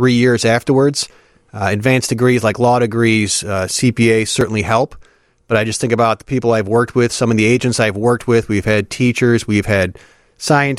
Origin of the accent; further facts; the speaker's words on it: Park Ridge, Illinois, United States; also born or lived in Chicago; So I'm from Chicago. I was born actually south side, moved up to the northwest side when I was pretty young, and then we settled in Park Ridge when I was in middle school